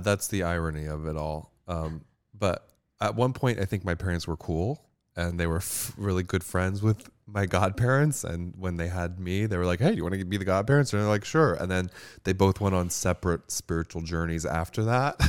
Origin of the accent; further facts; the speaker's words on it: Pembroke Pines, Florida, United States; moved away as an adult; also born or lived in Hialeah, Florida; now in New York City, United States; I grew up in Pembroke Pines, Florida